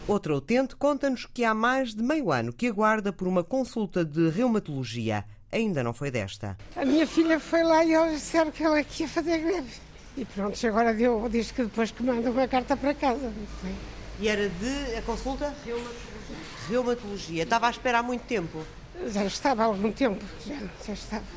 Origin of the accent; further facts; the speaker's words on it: Felgueiras, Norte, Portugal; sou de Felgueiras